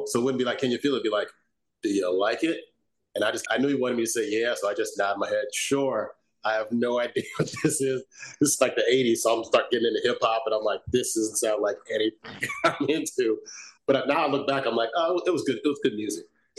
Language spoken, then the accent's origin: English; Chicago, Illinois, United States; I grew up in Chicago, originally from the south side of Chicago.